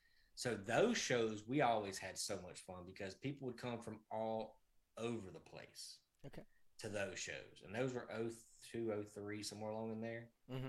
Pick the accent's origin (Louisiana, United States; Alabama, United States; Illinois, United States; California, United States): Alabama, United States; because once I moved from Alabama, I hadn't been around a lot of the friends.